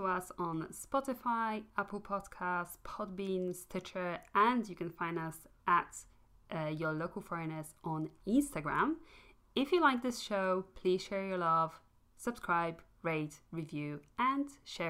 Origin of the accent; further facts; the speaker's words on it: Poland; moved away as an adult; also born or lived in Britain; now in United Kingdom; when I was growing up in Poland, my family celebrated Christmas every year with lots of different traditions.